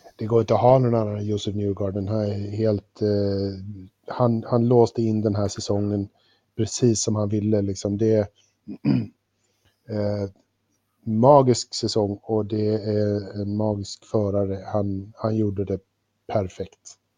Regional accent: Sweden

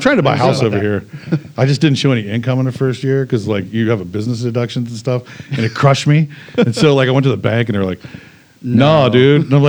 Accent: Ohio, United States; now in Pittsburgh, United States; I would still live here over anywhere. And I chose Pittsburgh. I'm not from here originally. I'm from Ohio, New Jersey and stuff.

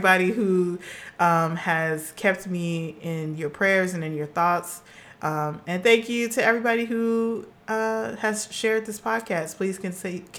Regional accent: Los Angeles, California, United States; I'm a girl from Los Angeles, California

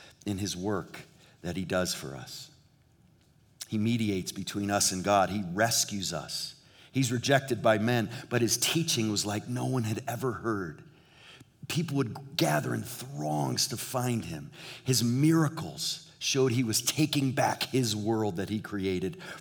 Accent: New England, United States; now in Southern California, United States; in New England where we grew up

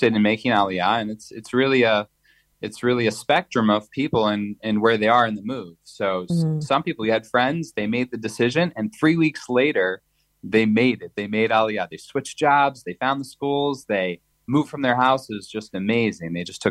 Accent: United States; moved away as an adult; also born or lived in Hollywood, Florida; now in Israel; growing up in America

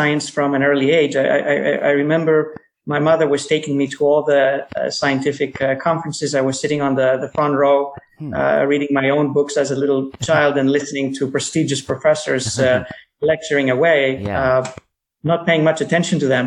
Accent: Athens, Attica, Greece; moved away as an adult; also born or lived in New York, United States; now in United States; I was born in New York, but I grew up mostly in Athens, and I went back to the States after I finished medical school in Athens

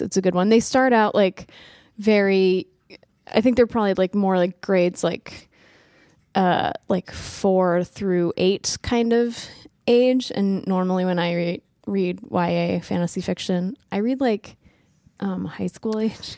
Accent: New England, United States; I'm from New England, which I think is kind of a different cultural background

